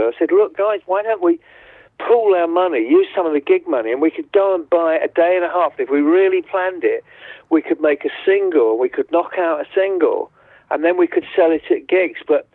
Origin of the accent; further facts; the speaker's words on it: Colchester, East of England, United Kingdom; we're from Colchester, and we were a really tight little glam rock band